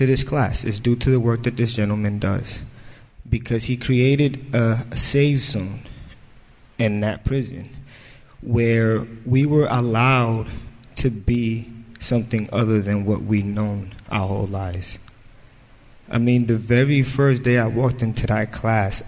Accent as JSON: {"language": "English", "town": "New York City", "region": "New York", "country": "United States", "tie": "born or raised there", "said": "I was born in the South Bronx to a very poor family"}